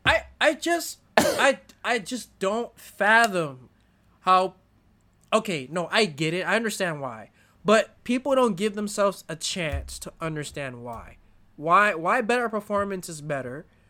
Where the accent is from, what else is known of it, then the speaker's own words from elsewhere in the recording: United States; as an American